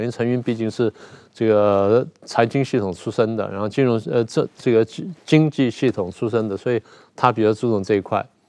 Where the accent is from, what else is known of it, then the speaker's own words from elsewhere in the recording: Taiwan; 我台湾叫…嘛